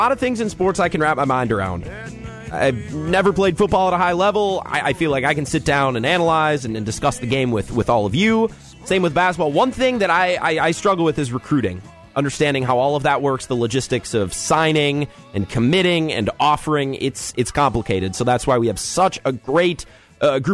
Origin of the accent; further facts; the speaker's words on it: Menomonie, Wisconsin, United States; I'm from up by Eau Claire. I'm from Menominee, so I grew up in the Big Rivers Conference